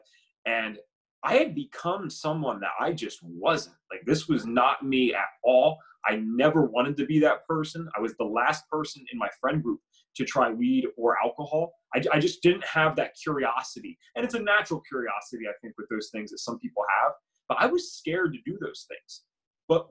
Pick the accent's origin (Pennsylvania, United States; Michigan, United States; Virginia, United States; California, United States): Pennsylvania, United States; Bucks County; We grew up in Bucks County, Pennsylvania, nice suburban area